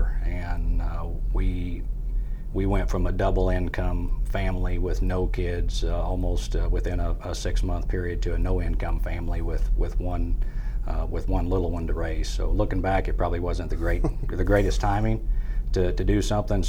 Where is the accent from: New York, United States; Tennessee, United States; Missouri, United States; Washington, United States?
Missouri, United States; Farmington; now in Central Missouri, United States; I'm not from the Central Missouri area. I grew up in Farmington